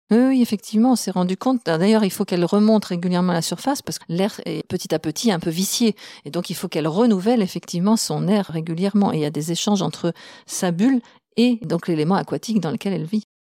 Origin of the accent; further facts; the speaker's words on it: France; on la trouve chez nous en France